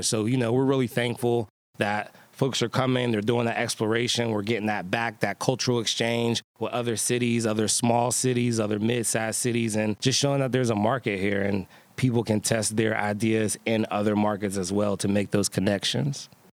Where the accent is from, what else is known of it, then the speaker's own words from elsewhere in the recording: Pittsburgh, Pennsylvania, United States; born and bred in the Hill District. Went to all the public schools here